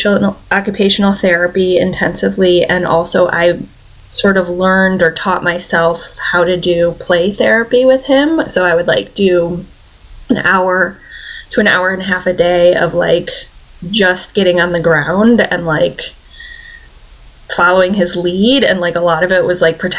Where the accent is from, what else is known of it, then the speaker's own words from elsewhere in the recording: Michigan, United States; moved away as an adult; I'm from Michigan